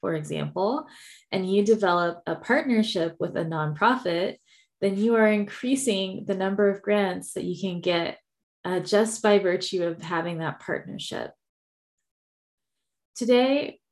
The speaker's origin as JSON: {"language": "English", "region": "Texas", "country": "United States", "said": "I am from Texas, so you will hear y'all"}